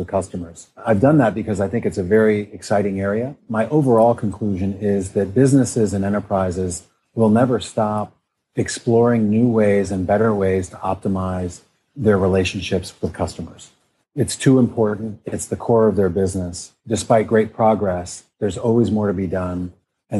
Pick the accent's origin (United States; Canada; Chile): United States; Midwest; moved away; also born or lived in New York / Stanford; I grew up in the Midwest